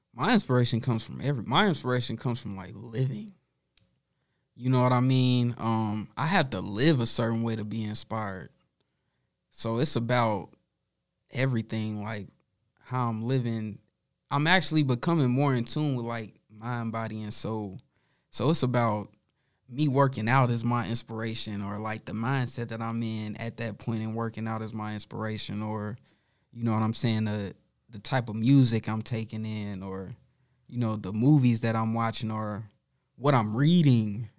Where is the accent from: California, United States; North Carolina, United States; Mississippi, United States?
North Carolina, United States; Charlotte; moved away as an adult; I'm from Charlotte